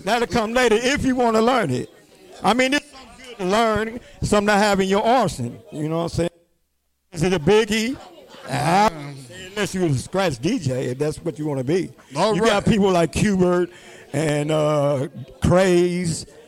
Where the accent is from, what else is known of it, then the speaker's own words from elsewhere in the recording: New York City, New York, United States; now in Cleveland, United States; I was born in Brooklyn, New York